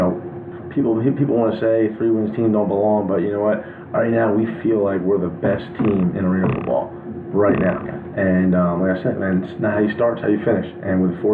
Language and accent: English; New Jersey, United States; I'm from New Jersey. I live in New Jersey. I have a house in New Jersey. You know, my family's from New Jersey